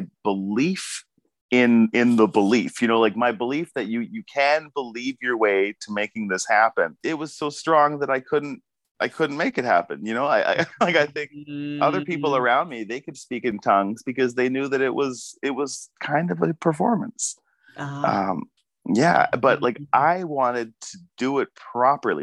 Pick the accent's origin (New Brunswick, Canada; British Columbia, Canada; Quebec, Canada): British Columbia, Canada; Abbotsford; also born or lived in Vancouver; I was growing up in Abbotsford, you know, very Christian town